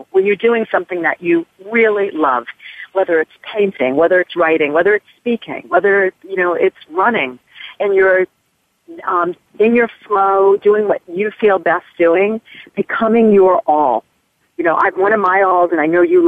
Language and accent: English; near Hartford, Connecticut, United States; I grew up in Connecticut, right near Hartford